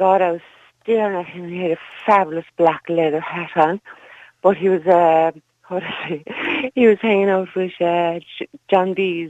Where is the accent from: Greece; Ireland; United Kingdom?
Ireland; Kerry, Munster; now in Waterford, Ireland; everyone calls me here in Waterford, even though I'm from Kerry